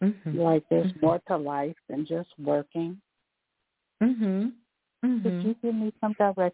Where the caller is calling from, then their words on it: Florida, United States; Hi, I'm calling from Florida.